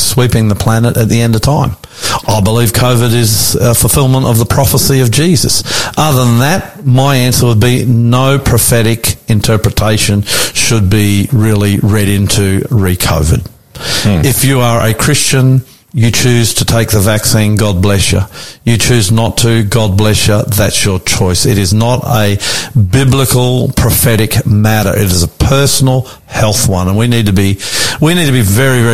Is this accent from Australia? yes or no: yes; Australia; us two Aussie bogans